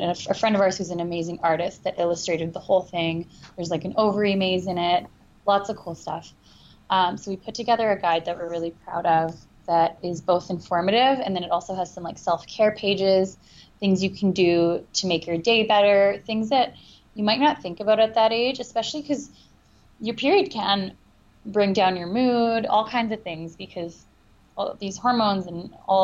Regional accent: Canada; we're Canadian

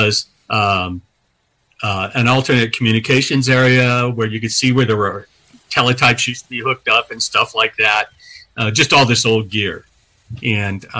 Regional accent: California, United States; moved away as an adult; a 19-year-old who'd never left California

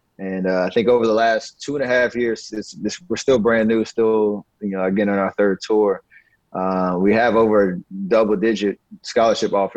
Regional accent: Charlotte, North Carolina, United States; growing up in Charlotte

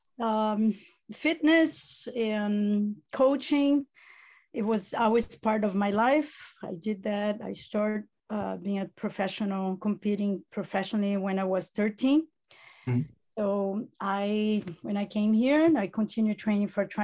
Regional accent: Italy; accent: Italian; first language Italian; English is a second language; moved away

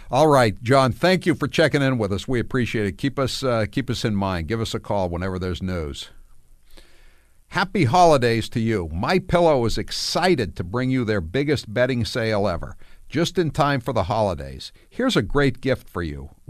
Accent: New England, United States; It was all preppies from New England, like myself

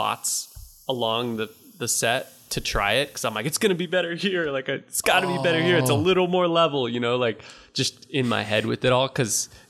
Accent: Napa, California, United States; We grew up in Napa together skating

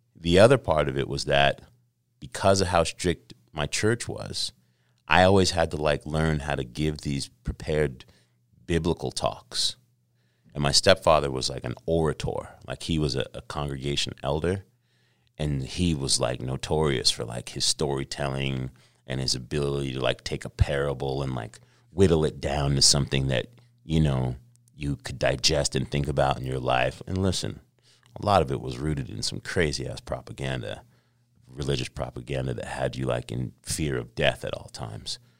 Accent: New York City, New York, United States; moved away; also born or lived in Los Angeles / Carlsbad, California; I was born in Los Angeles. uh, but raised in New York City

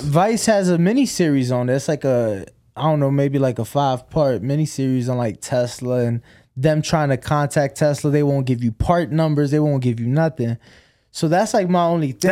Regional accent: Chicago, Illinois, United States

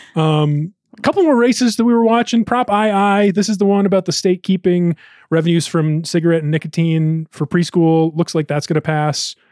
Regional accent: Ohio, United States; now in Denver, United States; Ohio, my home state, my birth state

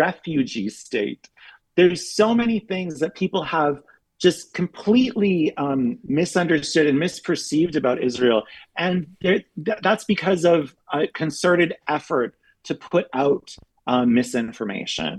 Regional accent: Canada; moved away as an adult; also born or lived in Berlin, Germany / Europe; now in United States; I'm Canadian, but I've been living in Europe for the past 12 years

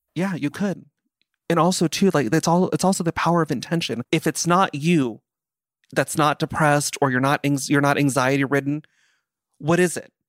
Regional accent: Simi Valley, California, United States; I grew up in Simi Valley

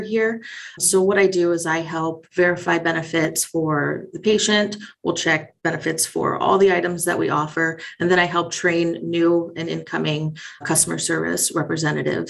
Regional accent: Perrysburg, Ohio, United States; I am from Perrysburg, Ohio. It's a suburb of Toledo

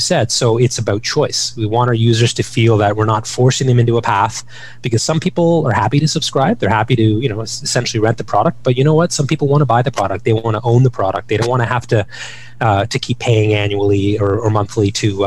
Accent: Ottawa, Ontario, Canada; Growing up in Ottawa

